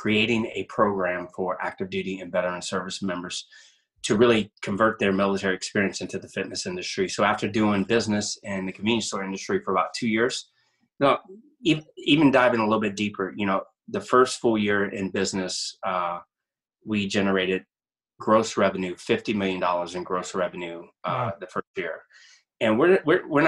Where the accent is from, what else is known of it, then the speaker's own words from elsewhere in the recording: Louisiana, United States; I'm originally from Louisiana.